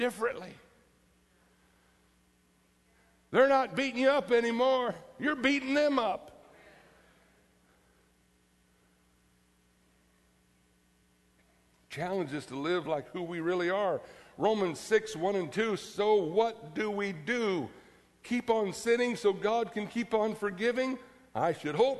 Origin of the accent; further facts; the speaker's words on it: Florida, United States; growing up in Florida